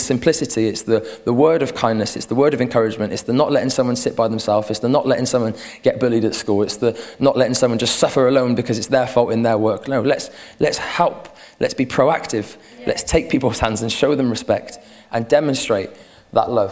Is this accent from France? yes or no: no; Gloucestershire, South West England, United Kingdom; Me too! I'm from Gloucestershire